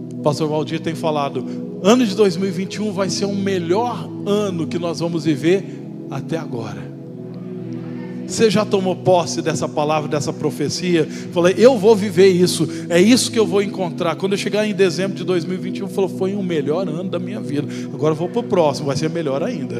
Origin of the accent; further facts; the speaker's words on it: Brazil; eu sou brasileiro